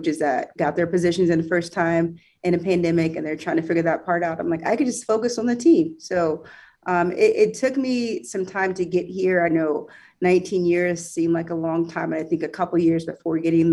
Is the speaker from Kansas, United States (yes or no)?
yes; Topeka, Kansas, United States; I was born and raised in Topeka, Kansas, East Topeka